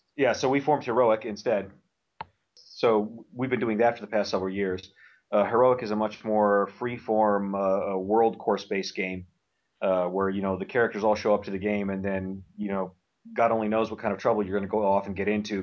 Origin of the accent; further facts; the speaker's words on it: Independence, United States; moved away as an adult; also born or lived in Norman, Oklahoma; back home in my hometown of Independence